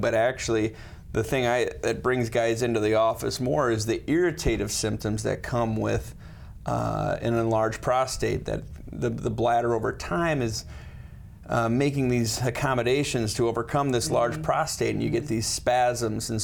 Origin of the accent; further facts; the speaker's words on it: Sioux Falls, South Dakota, United States; also born or lived in Chicago / Los Angeles; I grew up in Sioux Falls